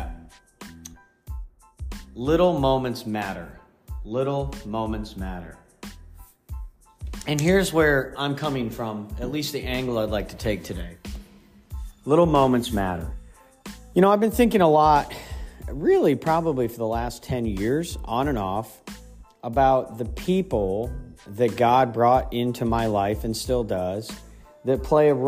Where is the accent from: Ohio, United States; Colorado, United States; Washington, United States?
Ohio, United States; moved away; also born or lived in Pennsylvania; I grew up in Ohio, and in Pennsylvania